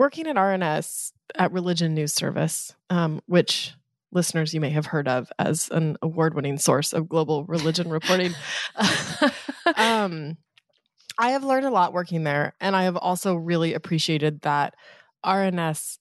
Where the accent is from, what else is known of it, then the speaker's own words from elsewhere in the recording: Eastern Colorado, United States; now in New York City, United States; the towns that I grew up in Eastern Colorado